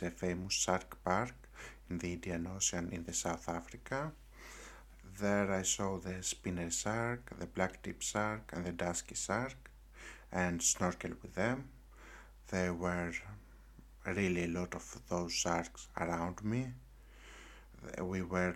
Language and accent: English; Greece; I came back to my home country in Greece